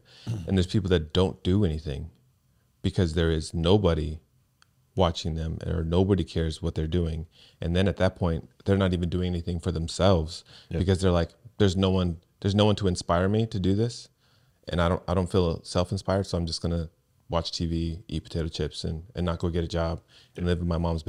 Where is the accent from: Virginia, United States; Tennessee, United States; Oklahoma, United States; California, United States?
California, United States; Seaside; So I grew up in Seaside, California, and Crips and Bloods were a big thing there.